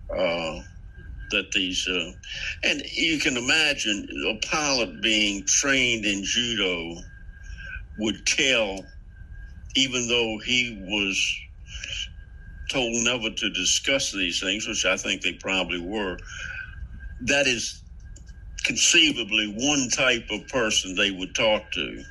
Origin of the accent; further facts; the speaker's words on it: Central Virginia, United States; accent: Central Virginia; I'm from, I'm talk like everybody in Central Virginia